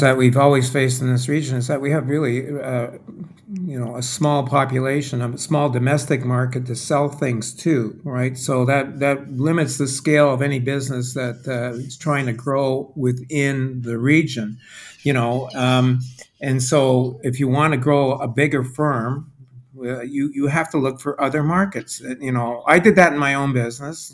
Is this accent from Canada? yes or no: yes; Quebec, Canada; moved away as an adult; now in Atlantic Canada; I was brought up and educated in Quebec.